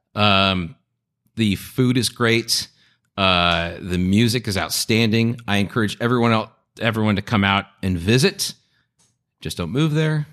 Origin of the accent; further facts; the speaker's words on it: Long Beach, California, United States; also born or lived in Los Angeles / Santa Monica; I grew up between Long Beach and L A and Santa Monica